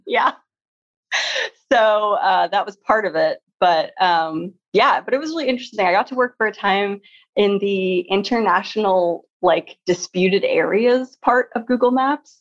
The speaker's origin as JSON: {"language": "English", "town": "Seattle", "region": "Washington", "country": "United States", "tie": "born or raised there", "said": "when I was growing up in Seattle"}